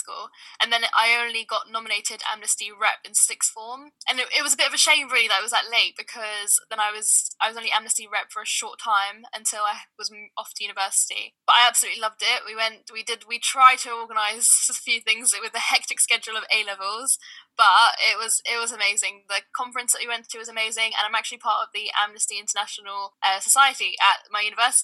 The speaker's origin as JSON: {"language": "English", "region": "London", "country": "United Kingdom", "tie": "born or raised there", "also_born_or_lived": "Sudan / Leeds", "said": "I'm born and raised in South London"}